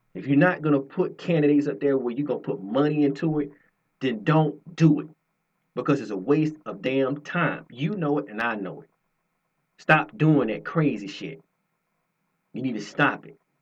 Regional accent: Georgia, United States; I am born and raised in Georgia

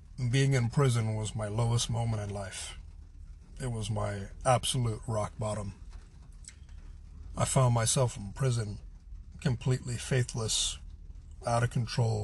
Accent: United States; I'm a white person, I'm an American

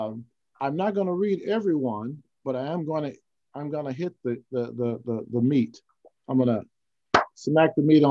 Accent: Houston, Texas, United States; also born or lived in Temple, Texas; we grew up in Houston, Texas, right near the University of Houston

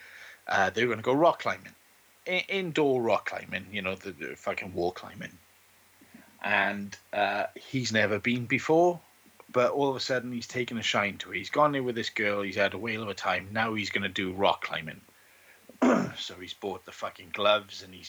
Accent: Welsh Valleys, Wales, United Kingdom; As grizzled Welsh Valleys boys, the closest thing we get to fraternities is like the estate you grew up on

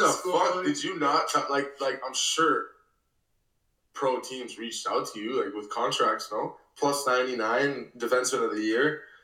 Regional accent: Florida, United States; I'm from Florida

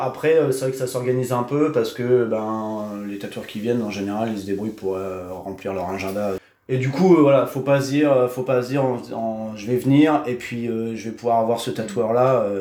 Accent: Cherbourg, Normandy, France; also born or lived in Réunion; je suis né à Cherbourg, j'ai vécu euh, toute ma vie, euh, enfin quasiment toute ma vie à Cherbourg.

